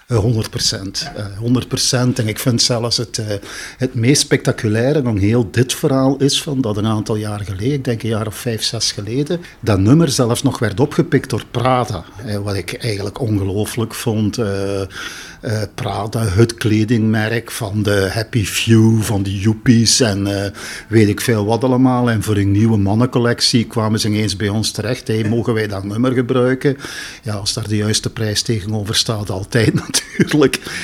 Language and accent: Dutch; Genk, Flanders, Belgium; also born or lived in Brussels; now in Marseille, France; Ik kom van Genk. Ik bedoel, ik was al opgegroeid in een multiculturele